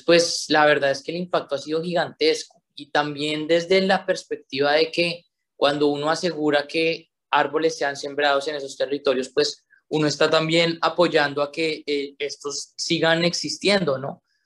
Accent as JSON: {"language": "Spanish", "country": "Colombia", "said": "nosotros como colombianos"}